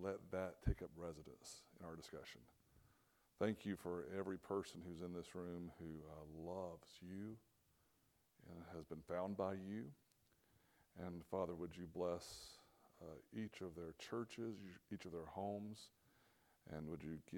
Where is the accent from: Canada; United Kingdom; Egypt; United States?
United States; Atlanta, Georgia; moved away as an adult; now in Nashville, United States; grew up south of Atlanta, on the south side of Atlanta. So that's where I was born and raised